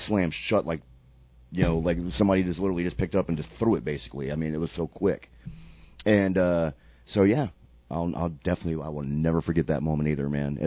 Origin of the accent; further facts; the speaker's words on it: Sarasota, Florida, United States; I lived in Sarasota at the time, my hometown